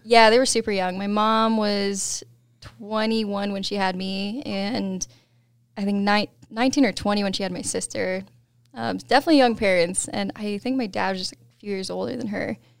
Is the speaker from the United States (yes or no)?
yes; East Helena, Montana, United States; moved away; also born or lived in Colorado; I grew up in Montana.